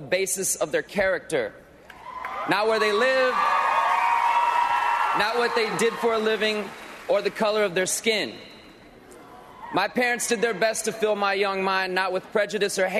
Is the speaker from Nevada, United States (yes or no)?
no; Millington, Tennessee, United States; I grew up in Millington, Tennessee, just outside of Memphis